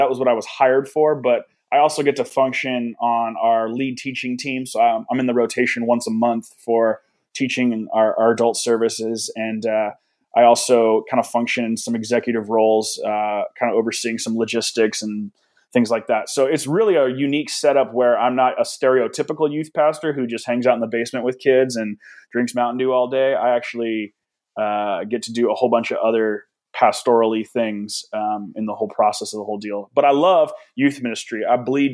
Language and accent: English; Danville, California, United States; I've been out of Danville now for 12 years